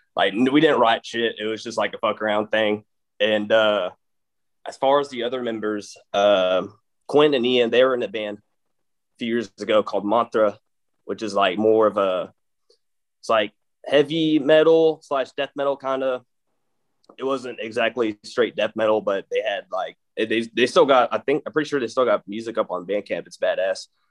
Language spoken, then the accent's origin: English; Mineola, Texas, United States; accent: East Texas drawl; I fucking grew up in Mineola, Texas, and like East Texas area